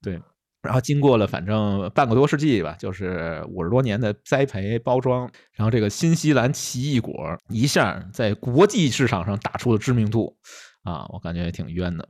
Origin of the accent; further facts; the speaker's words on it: Beijing, China; accent: Beijing dialect; 用咱们北京话说